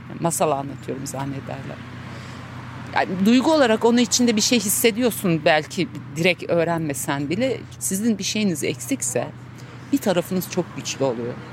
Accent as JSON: {"language": "Turkish", "town": "Çankırı", "region": "Çankırı Province", "country": "Turkey", "tie": "born or raised there", "said": "Ee, ben Çankırı'da yaşadım. Orada doğmuşum. Ee, çok iyi bir babam vardı. Yani adını şimdi bile boğazıma düğümleniyor. Çok mutlu büyüdüm."}